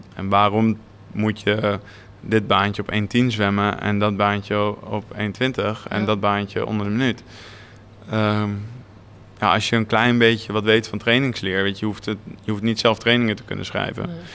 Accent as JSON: {"language": "Dutch", "town": "Naarden", "region": "North Holland", "country": "Netherlands", "tie": "born or raised there", "said": "Ik ben ja inderdaad geboren en getogen in Naarden"}